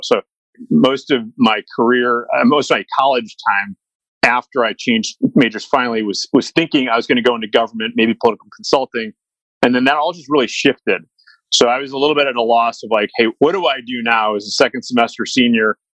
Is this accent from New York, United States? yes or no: no; Chicago, Illinois, United States; I grew up in Chicago